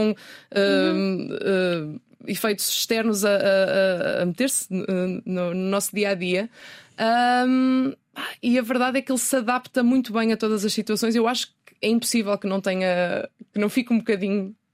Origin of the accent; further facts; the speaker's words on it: Ponte da Barca, Viana do Castelo, Portugal; accent: Minho accent; now in Lisbon, Portugal; o que é que eu tenho de ponta barca em mim? O sotaque que vou perdendo depois de 15 dias